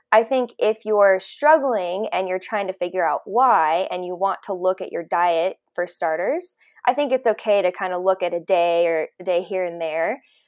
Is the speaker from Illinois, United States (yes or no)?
no; Colorado, United States; also born or lived in San Diego, California / Nashville, Tennessee; I am from Colorado